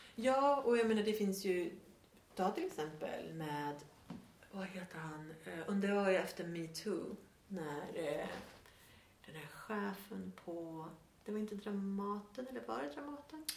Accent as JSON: {"language": "Swedish", "country": "Sweden", "also_born_or_lived": "Australia", "moved": "as an adult", "said": "här är det tydligt att jag är svensk"}